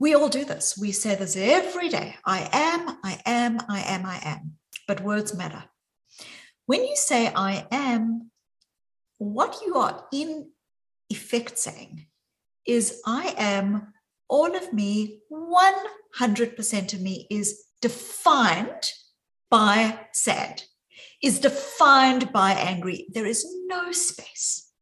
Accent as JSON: {"language": "English", "country": "South Africa", "accent": "South African", "moved": "yes", "lives_now": "Boston, United States", "said": "you can hear from my accent, even though I'm joining from Boston, that my accent is very deeply South African"}